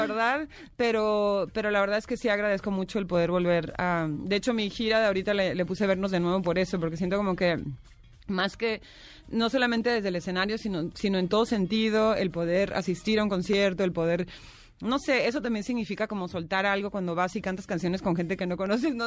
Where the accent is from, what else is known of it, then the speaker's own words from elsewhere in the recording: Tijuana, Baja California, Mexico; moved away; also born or lived in Mexico City; soy de Tijuana y había vivido lejos de mi ciudad viviendo aquí en el DF, pero nunca había vivido lejos de México.